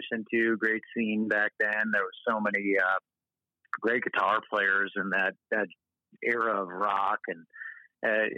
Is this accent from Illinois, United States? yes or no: yes; Chicago, Illinois, United States; growing up in Chicago